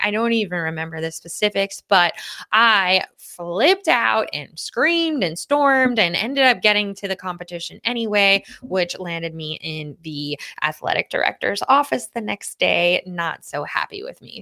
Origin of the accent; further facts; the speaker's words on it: Lynbrook, New York, United States; I grew up in Lynbrook, New York